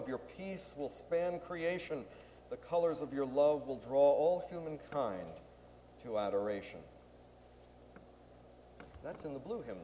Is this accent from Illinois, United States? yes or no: no; Clifton, New Jersey, United States; Clifton, my hometown